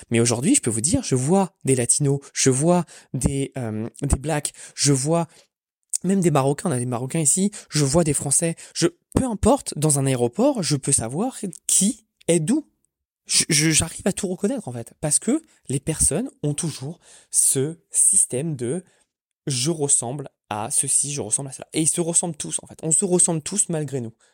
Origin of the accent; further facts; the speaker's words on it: France; now in Orlando, United States; moi je suis français à Orlando, il y en a pas, ça hein. n'existe pas.